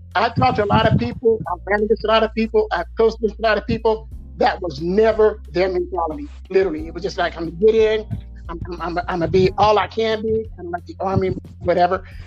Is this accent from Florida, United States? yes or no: no; Stockton, California, United States; we are from Stockton